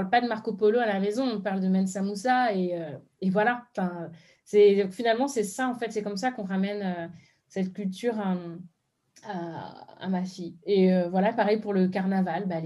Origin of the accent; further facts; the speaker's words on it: Benin; je me rappelle que moi j'avais la même chose en fond parce que je suis béninoise